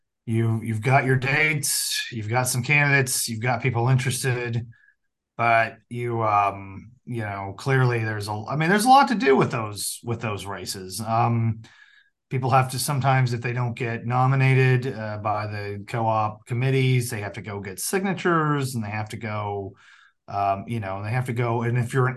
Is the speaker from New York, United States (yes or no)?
no; the Ozarks, Southwest Missouri, United States; accent: Ozark; I'm from a rural part of the state. I'm from Southwest Missouri in the Ozarks, kind of the Appalachian of Missouri. I'm probably saying that wrong, but that's just my Ozark accent.